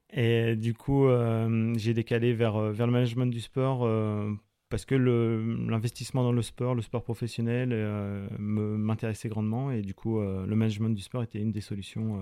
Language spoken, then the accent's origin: French; Eure, Normandy, France; also born or lived in Mont-Saint-Aignan; J'ai grandi à, à de mer qui est, dans l'Eure, qui est une petite ville euh, juste au-dessous.